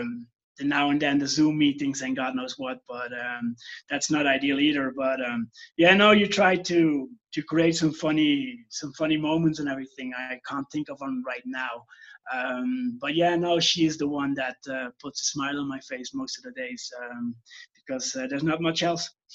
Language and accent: English; Belgium; moved away as an adult; now in Peru; I'm from Belgium. I'm living in Peru now for the last 15 years